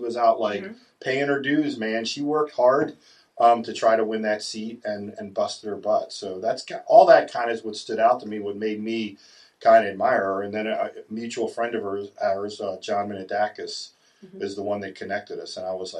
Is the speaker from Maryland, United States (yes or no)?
yes; Catonsville, Maryland, United States; my whole family's from Catonsville. I grew up in Catonsville. All my friends are in Catonsville